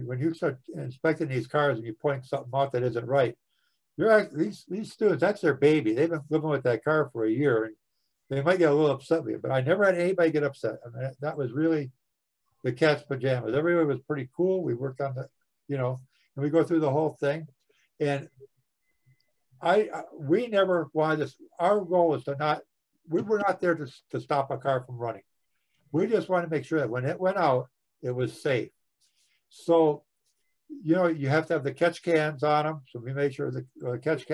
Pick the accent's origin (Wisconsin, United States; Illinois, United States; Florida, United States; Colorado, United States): Wisconsin, United States; moved away; my home state of Wisconsin